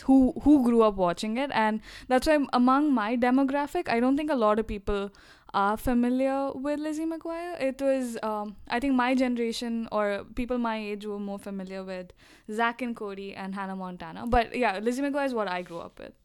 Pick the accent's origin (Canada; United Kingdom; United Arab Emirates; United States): United Arab Emirates; Dubai; we grew up in Dubai